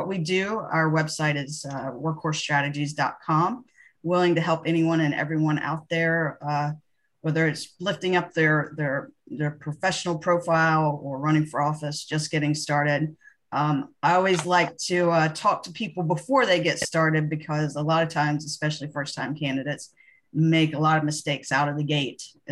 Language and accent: English; North Carolina, United States; also born or lived in Iowa; now in Baltimore, United States; I'm originally from North Carolina and now call Baltimore, Maryland home